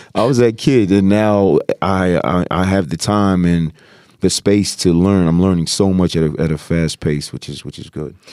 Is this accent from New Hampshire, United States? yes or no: no; Virginia, United States; moved away as an adult; now in Los Angeles, United States; I'm an East Coast guy, I'm from Virginia